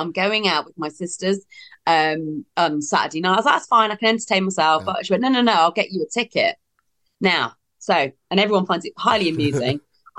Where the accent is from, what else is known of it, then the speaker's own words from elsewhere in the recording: East Midlands, United Kingdom; East Midlands.